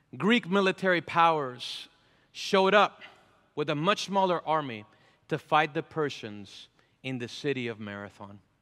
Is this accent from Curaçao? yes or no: no; Venezuela; moved away; I'm from Venezuela